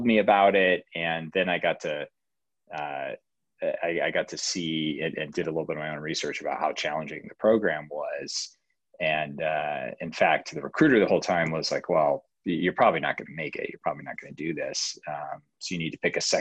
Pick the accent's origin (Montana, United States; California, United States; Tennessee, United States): Montana, United States; Billings; moved away; Grew up in Billings, Montana, which is a pretty cool place to be from